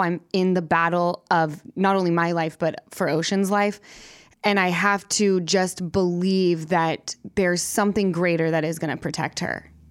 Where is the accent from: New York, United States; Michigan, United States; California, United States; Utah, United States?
Utah, United States; Salt Lake City; moved away as an adult; now in Los Angeles, United States; from Utah.